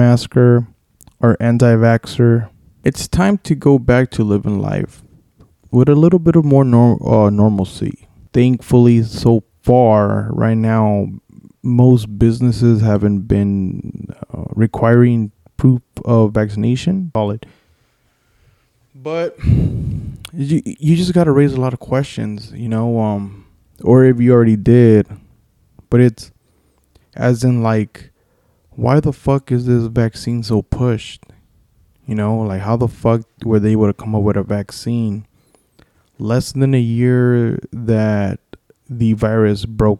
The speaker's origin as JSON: {"language": "English", "town": "Los Angeles", "region": "California", "country": "United States", "said": "I'm from"}